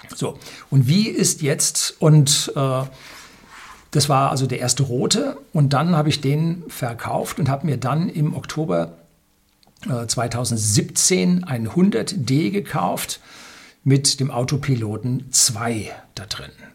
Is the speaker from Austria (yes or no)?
no; Germany